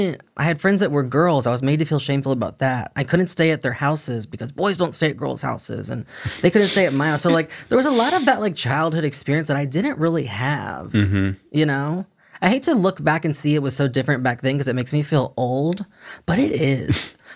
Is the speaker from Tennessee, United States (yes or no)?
no; Texas, United States; I'm from Texas.